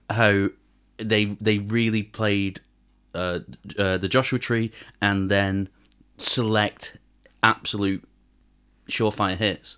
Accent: Manchester, North West England, United Kingdom; I'm from Manchester and I, I don't speak a word of Korean.

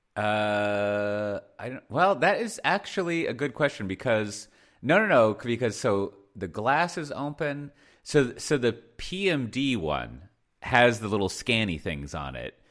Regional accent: United States; moved away; I'm an American living here in the, uh, the sleepy, like, uh, village.

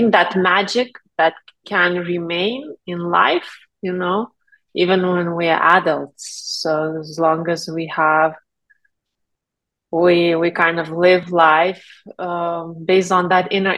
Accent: Lithuania; moved away; I'm originally from Lithuania, where I grew up

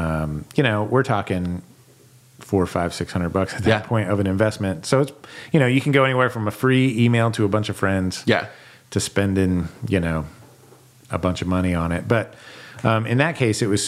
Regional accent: Western Pennsylvania, United States; moved away; also born or lived in the South; I grew up in Western Pennsylvania, blue collar, steel town

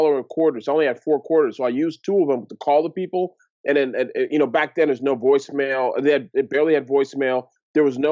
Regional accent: Toronto, Ontario, Canada; I grew up in Toronto, Ontario, Canada, to Nigerian parents.

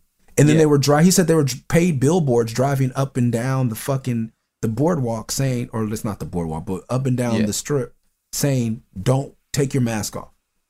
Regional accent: Los Angeles, California, United States; I'm from LA.

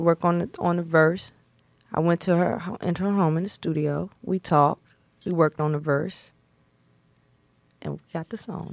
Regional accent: Snow Hill, North Carolina, United States; I'm from Snow Hill, North Carolina

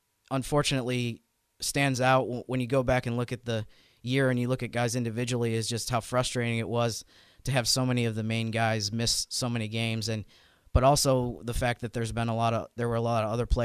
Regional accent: New York, United States; the closest NBA city to where I grew up in New York

